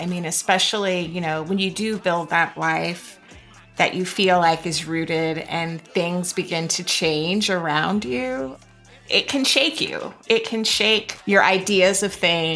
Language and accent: English; Florida, United States; I'm from Florida